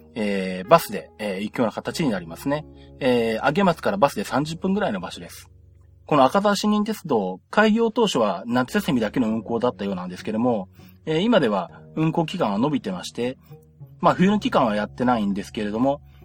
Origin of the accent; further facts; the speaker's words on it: Nagoya, Aichi, Japan; 私名古屋出身